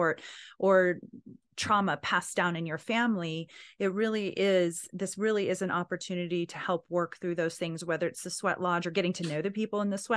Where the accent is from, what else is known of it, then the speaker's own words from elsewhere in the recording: Anadarko, Oklahoma, United States; I'm from Anadarko. Like, wait, aren't you supposed to be from Durant? I think so, but I was in Anadarko.